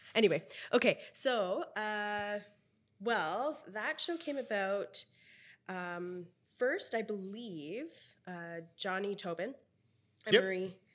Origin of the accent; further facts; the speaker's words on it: Philippines; now in Vancouver, Canada; being a Filipino